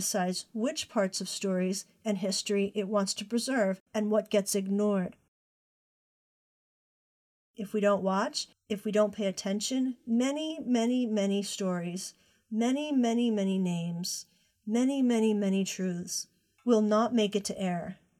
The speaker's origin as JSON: {"language": "English", "town": "Conway", "region": "South Carolina", "country": "United States", "tie": "born or raised there", "said": "I was born in Conway, South Carolina, right on the cusp of the Atlantic Ocean. I didn't know this as a girl growing up."}